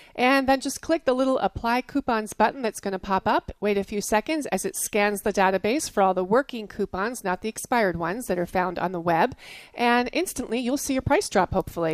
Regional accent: New Jersey, United States; I grew up in New Jersey

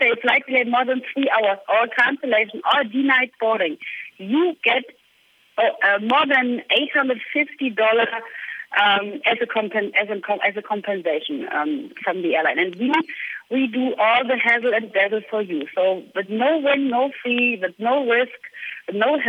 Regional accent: East Germany, Germany; English is a second language; I was born in East Germany, and my English, I started English speaking with 18

